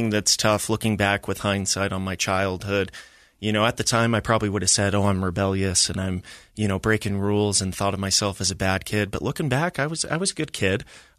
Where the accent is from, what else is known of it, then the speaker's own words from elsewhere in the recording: Orem, Utah, United States; Happy Valley, Utah. I was raised in Utah County, lived in a few places, but mainly Orem.